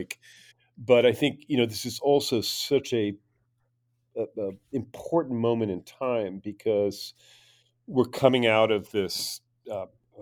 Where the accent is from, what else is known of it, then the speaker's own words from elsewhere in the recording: United States; speaking as an American